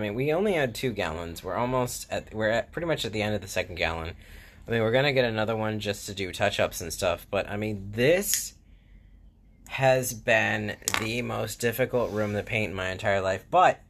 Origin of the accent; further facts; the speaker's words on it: Florida, United States; like, I mean, I've even painted, like, panel board, like, growing up in Florida, that was everywhere